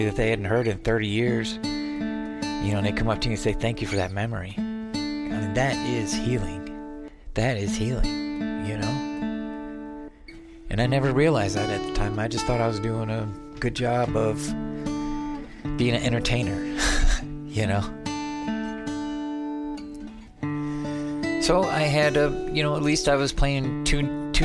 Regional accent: Adrian, Michigan, United States; moved away as an adult; now in Arizona, United States; that was in Adrian, Michigan, my hometown, at the Adrian Eagles

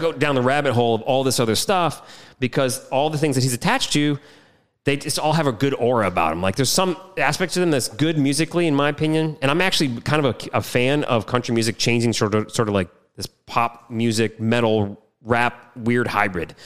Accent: Michigan, United States; I grew up in Michigan, which is no coast affiliate

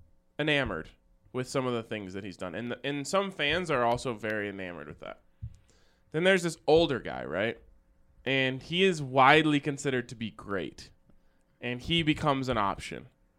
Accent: Australia; I'm from Australia, and I know better than that.

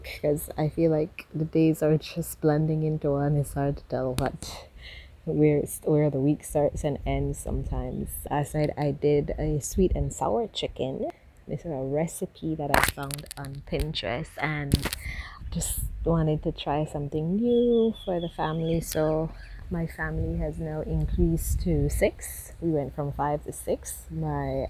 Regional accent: Belize; I am from Belize, Central America

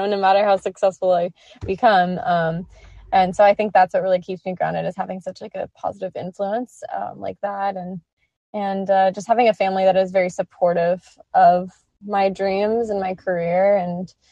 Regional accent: Manhattan Beach, California, United States; I grew up in Manhattan Beach, California, which is a little beach town like 15 minutes south of LAX.

